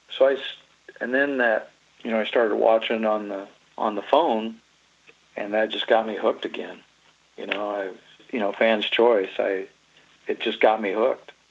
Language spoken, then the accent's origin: English; Iowa, United States; We're from Iowa